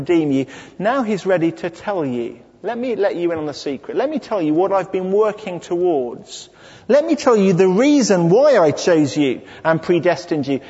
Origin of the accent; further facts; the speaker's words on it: United Kingdom; I'm British